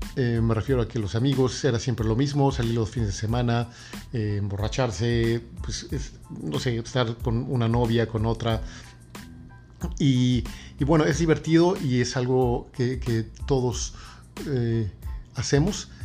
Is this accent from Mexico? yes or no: yes; Mexico City, Mexico; moved away as an adult; now in New York, United States; yo básicamente soy de la Ciudad de México, pero he vivido en la ciudad de, Nueva York por los últimos 16 años